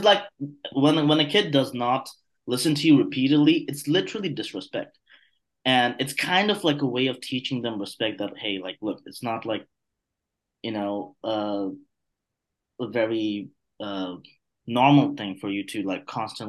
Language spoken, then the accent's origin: English; Bangladesh; moved away; I'm from Bangladesh.